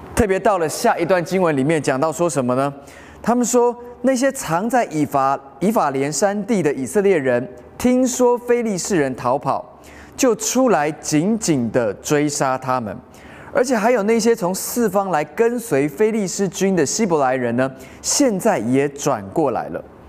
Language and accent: Chinese; Taiwan; 在台湾的我们，其实相信的都是一样的